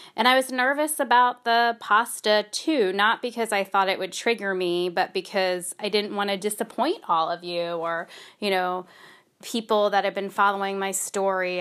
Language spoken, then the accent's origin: English; United States; I feel so spoiled as an American. I don't speak any other languages